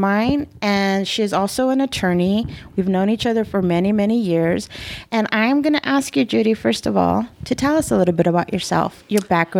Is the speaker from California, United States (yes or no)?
yes; East Los Angeles, California, United States; I grew up in East LA, so that's always been very Mexican.